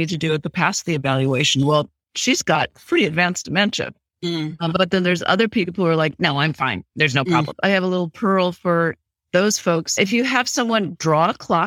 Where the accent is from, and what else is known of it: Wichita, Kansas, United States; now in California, United States